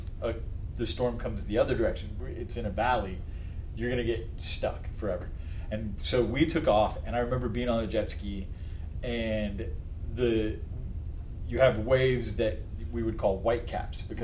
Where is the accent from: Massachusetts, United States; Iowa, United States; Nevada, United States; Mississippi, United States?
Nevada, United States; Las Vegas; growing up in Las Vegas, we spent a lot of time on Lake Mead